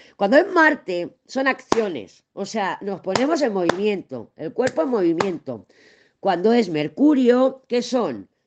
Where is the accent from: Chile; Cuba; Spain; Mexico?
Spain; he nacido, soy española